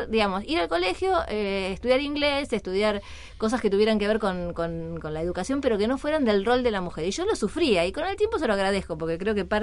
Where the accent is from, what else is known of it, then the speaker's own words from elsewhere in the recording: Burzaco, Buenos Aires Province, Argentina; soy de Bursaco